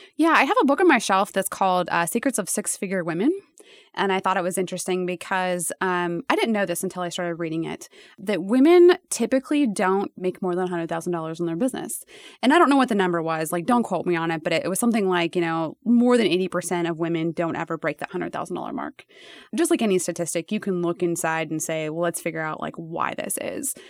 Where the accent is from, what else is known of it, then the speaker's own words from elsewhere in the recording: Nebraska, United States; I was from Nebraska